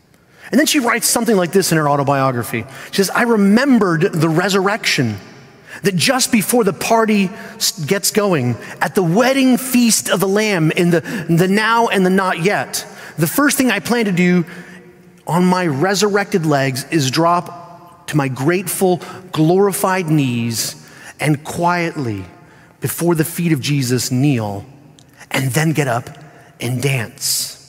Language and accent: English; Spain; And I had the privilege of not just being brought up in an American home, but I was brought up overseas in Spain.